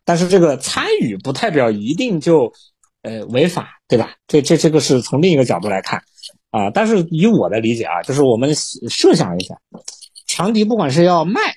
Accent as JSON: {"language": "Chinese", "country": "China", "said": "我们中国人"}